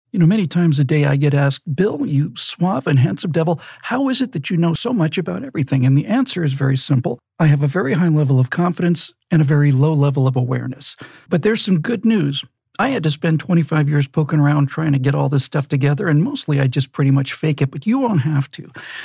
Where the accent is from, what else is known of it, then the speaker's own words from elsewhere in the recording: Bermuda; My dad was a hotel manager, and so I grew up in Bermuda.